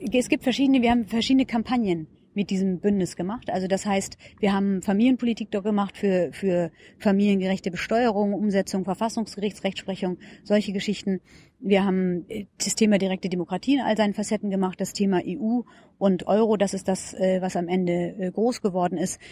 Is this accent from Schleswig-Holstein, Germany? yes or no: yes; Schleswig-Holstein, Germany; moved away as an adult; also born or lived in Heidelberg; now in Berlin, Germany; Ich bin keine Berlinerin, ich komme aus Schleswig-Holstein